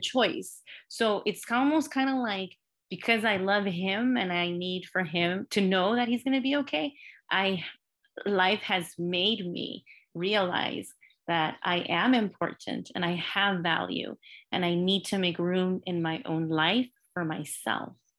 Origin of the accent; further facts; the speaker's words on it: Los Angeles, California, United States; I was born and raised in L A. I grew up in Highland Park in a working class, you know, a Latino working class community